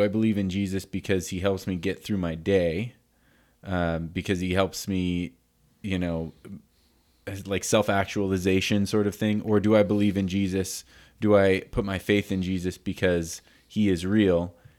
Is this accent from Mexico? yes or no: no; Canada; I say North America because I came from Canada, even though I'm American too.